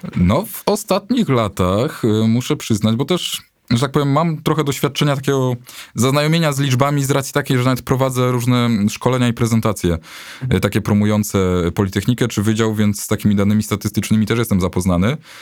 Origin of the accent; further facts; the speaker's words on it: Bochnia, Lesser Poland, Poland; moved away as an adult; now in Kraków, Poland; jestem, jestem z Bochni, to jest 45 kilometrów